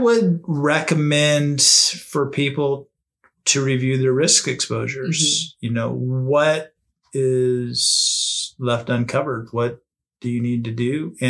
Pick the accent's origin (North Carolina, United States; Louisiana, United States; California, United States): California, United States; Arcadia; I grew up near Santa Anita Racetrack in Arcadia, California.